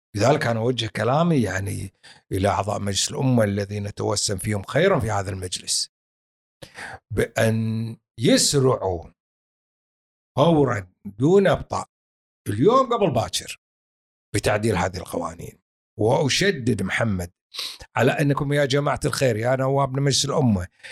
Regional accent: Kuwait; إحنا كويتيين

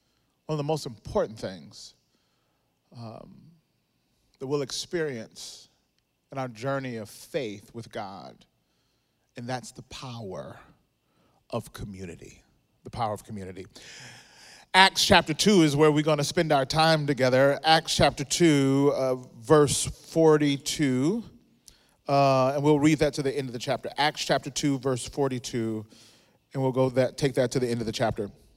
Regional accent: Mississippi, United States; moved away as an adult; now in Southern California, United States; I grew up in Mississippi

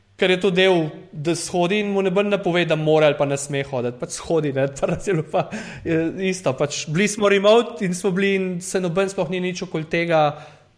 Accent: Prekmurje, Slovenia; jaz sem iz Slovenije

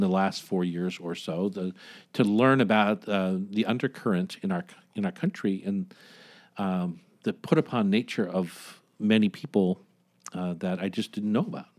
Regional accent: Delaware, United States; moved away; also born or lived in Washington; my home state of Del-, Delaware

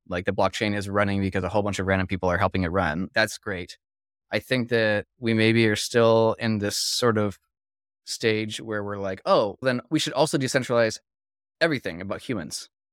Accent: Philippines; I was actually born and raised in the Philippines, too

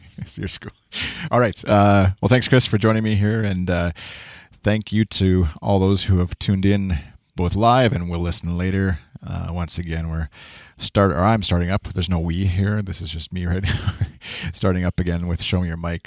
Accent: Canada; I'm Canadian.

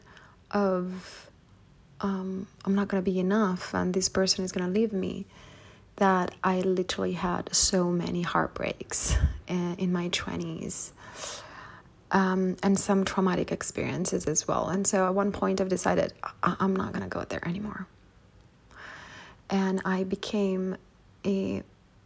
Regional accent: Palermo, Sicily, Italy; moved away as an adult; when I moved out from my hometown in Sicily, Palermo

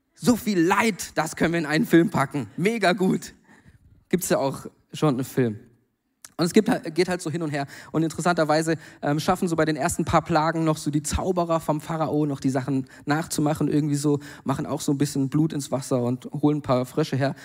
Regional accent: Germany; now in Mainz, Germany; da, wo ich herkomme, am Bodensee

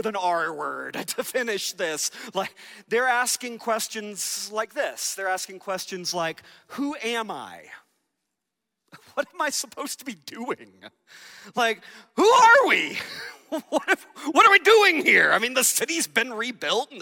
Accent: Georgia, United States; I grew up in Georgia

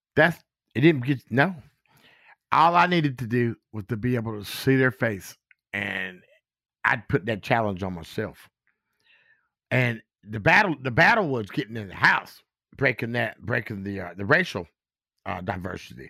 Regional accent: Goldsboro, North Carolina, United States; now in Gettysburg, United States; from Goldsboro, North Carolina, a sharecropper, son

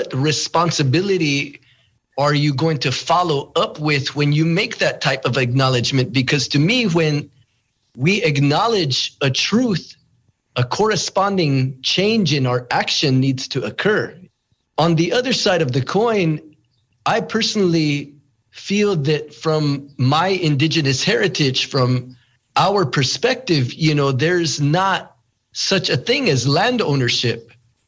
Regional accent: United States; also born or lived in Santa Clara Pueblo, New Mexico / Shungopavi, Arizona; I'm from the Hopi village of Sungopavi, the Tewa village of Kapo'owinke, a.k.a. Santa Clara Pueblo.

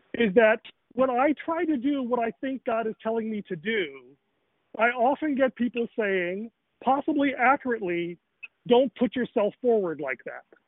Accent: Chicago, Illinois, United States; I grew up in Rochelle, Chicago, Northern Illinois

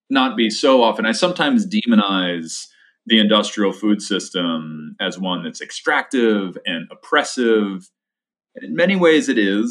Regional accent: Poughkeepsie, New York, United States; where I grew up in Dutchess County, specifically outside of Poughkeepsie

